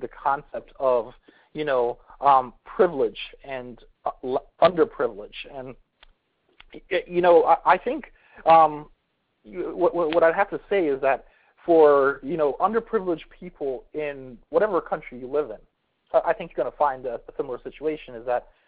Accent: Washington, District of Columbia, United States; also born or lived in Tallahassee, Florida; I'm from the Washington, D.C. area

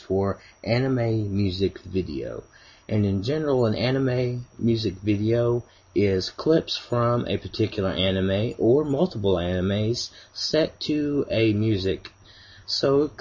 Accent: Kentucky, United States; accent: Kentucky; my fine Kentucky accent

